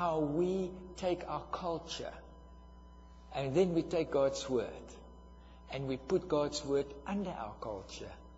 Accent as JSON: {"language": "English", "country": "South Africa", "said": "I am from South Africa, and I'm from the tribe that were the architects for apartheid"}